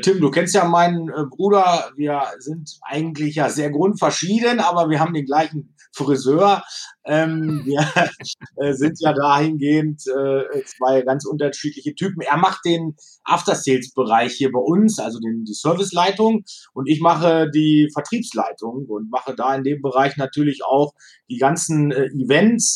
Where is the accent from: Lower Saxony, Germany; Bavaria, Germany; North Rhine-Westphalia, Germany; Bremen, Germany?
Lower Saxony, Germany; Wolfenbüttel; Dann bin ich seit 2006 hier Ratsherr in Wolfenbüttel, meine Heimatstadt.